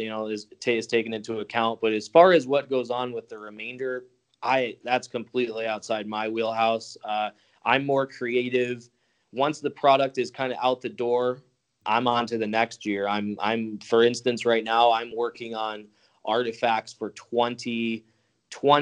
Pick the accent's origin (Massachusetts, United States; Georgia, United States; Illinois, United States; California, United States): Illinois, United States; Chicago; I grew up in Chicago.